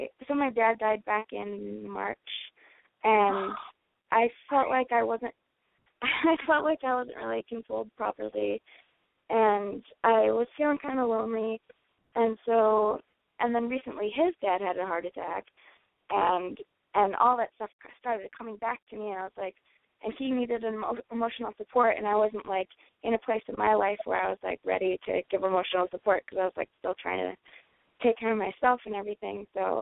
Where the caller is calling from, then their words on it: North Carolina, United States; I'm 24, and I'm in North Carolina right now.